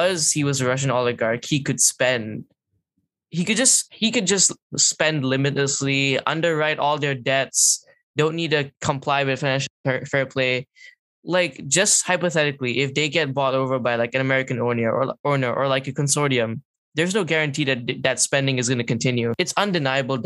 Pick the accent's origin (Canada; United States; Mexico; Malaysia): Malaysia; I'm Malaysian